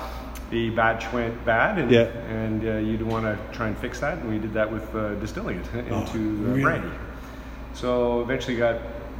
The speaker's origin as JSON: {"language": "English", "town": "Calgary", "region": "Alberta", "country": "Canada", "tie": "born or raised there", "said": "And so my family moved in 1975. I was born here at the General Hospital."}